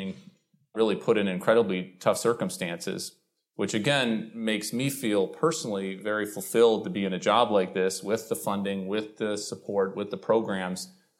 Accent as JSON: {"language": "English", "region": "Illinois", "country": "United States", "tie": "born or raised there", "also_born_or_lived": "Ecuador / Chile / Brazil", "said": "I was born in Ecuador, lived in Chile, and lived in Brazil, and then moved to a small town in Illinois, which I'll get to in a minute."}